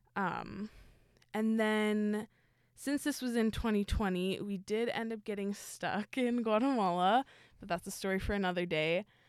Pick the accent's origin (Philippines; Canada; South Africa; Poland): Canada; Winnipeg, Manitoba; I'm also from Winnipeg.